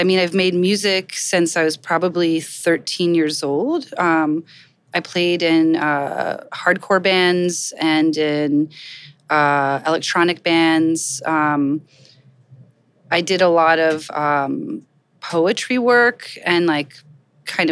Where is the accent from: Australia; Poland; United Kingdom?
Poland; Kielce, Świętokrzyskie Voivodeship; also born or lived in Gainesville, Florida, United States; now in New York, United States; So I'm originally from Kielce, Poland. I came here in the early 80s, or I came to Florida.